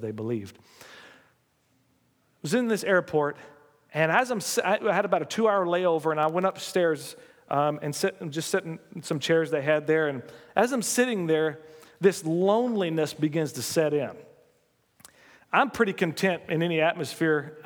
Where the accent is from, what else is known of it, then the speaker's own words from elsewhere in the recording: United States; as an American